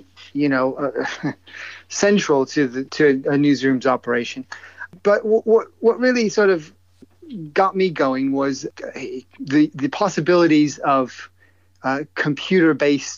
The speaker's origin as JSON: {"language": "English", "region": "upstate New York", "country": "United States", "tie": "born or raised there", "also_born_or_lived": "Cleveland, Ohio / Washington", "moved": "as an adult", "lives_now": "London, United Kingdom", "said": "I am not British, but I grew up in upstate New York"}